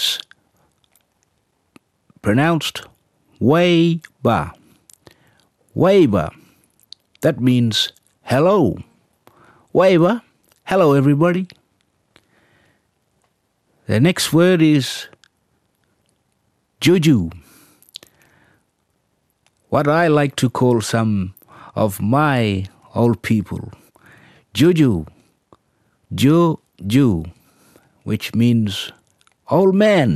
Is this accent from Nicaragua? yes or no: no; Roebourne, Western Australia, Australia; I'm a Ngalama man, come from Robin in Western Australia